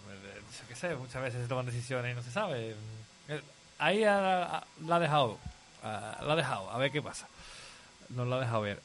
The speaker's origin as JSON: {"language": "Spanish", "town": "Huelva", "region": "Andalusia", "country": "Spain", "moved": "yes", "lives_now": "Seville, Spain", "said": "yo soy de Huelva"}